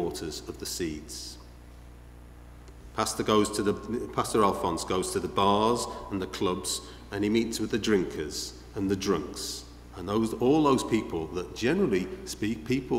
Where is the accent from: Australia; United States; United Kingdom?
United Kingdom; Liverpool, North West England; you may have picked up my accent, I don't know. I don't know if it's obvious. I haven't got an accent. I'm from Liverpool